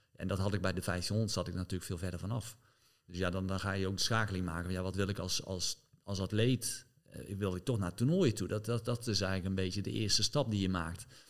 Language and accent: Dutch; Netherlands; je als Nederlander